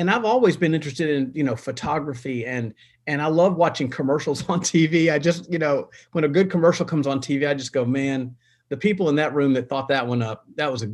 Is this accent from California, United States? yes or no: no; Nashville, Tennessee, United States; also born or lived in Denver; I was from Nashville